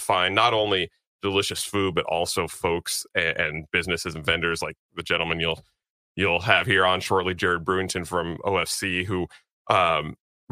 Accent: California, United States; moved away; I grew up in California

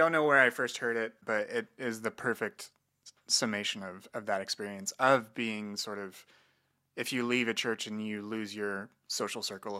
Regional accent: Midwest, United States; You tell I'm from the Midwest.

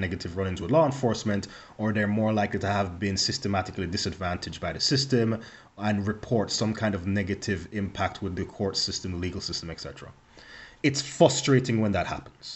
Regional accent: Jamaica; moved away; me growing up in Jamaica

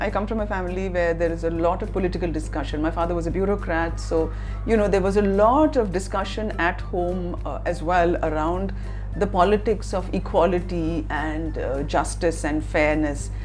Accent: India; as an Indian

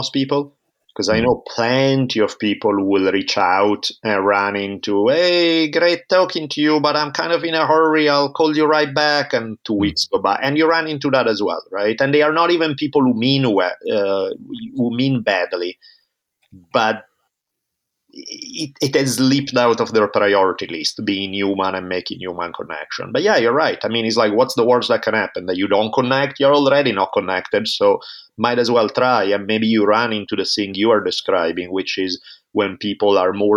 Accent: Italy; moved away as an adult; now in United States; I grew up in Italy for the first 18 years of my life

